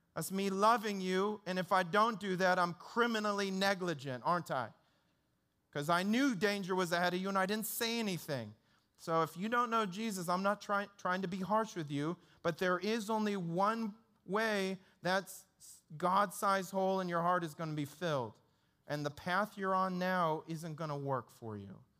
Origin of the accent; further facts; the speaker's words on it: Detroit, Michigan, United States; when I grew up in Detroit, that's where I grew up